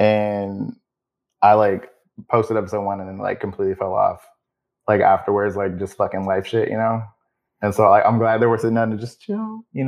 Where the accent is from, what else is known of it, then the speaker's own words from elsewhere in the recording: Richmond, California, United States; I grew up in Richmond